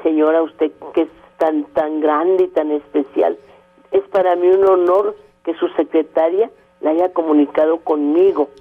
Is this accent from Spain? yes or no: no; Torreón, Coahuila, Mexico; moved away; also born or lived in Monterrey; me inicié primero que nada en mi tierra, en Torreón